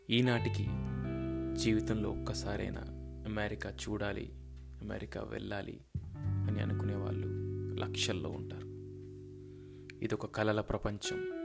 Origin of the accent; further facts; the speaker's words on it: India; moved away as an adult; now in United States; నేను పుట్టింది నాకు జన్మనిచ్చింది భారతదేశం